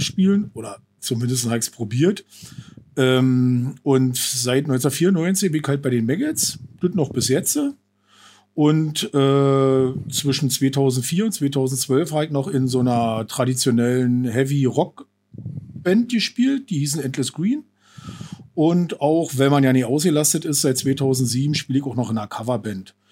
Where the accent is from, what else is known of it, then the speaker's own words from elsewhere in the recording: Falkensee, Brandenburg, Germany; ich bin äh, 48 noch. Ähm, ja, Falkenseer äh, schon immer